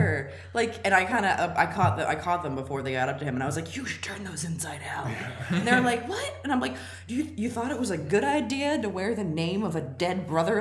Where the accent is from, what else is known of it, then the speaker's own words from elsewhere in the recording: Maryland, United States; moved away as an adult; also born or lived in Philadelphia; I'm from Maryland. I went to college in Philly.